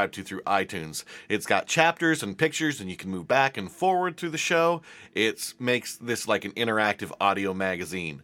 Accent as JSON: {"language": "English", "region": "Montana", "country": "United States", "said": "I'm from Montana"}